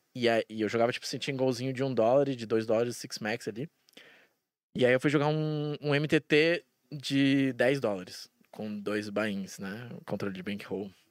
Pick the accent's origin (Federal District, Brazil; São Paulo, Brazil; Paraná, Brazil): Federal District, Brazil; Brasília; moved away as an adult; now in Curitiba, Brazil; Eu nasci em Brasília e daí com um ano a gente se mudou e tal, por causa do trabalho do meu pai e tal. Aí a gente voltou quando eu tinha oito. E aí eu fiquei lá até os meus 27.